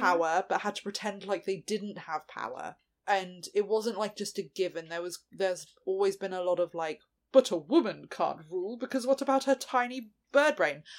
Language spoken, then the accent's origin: English; United Kingdom; we are an English speaking country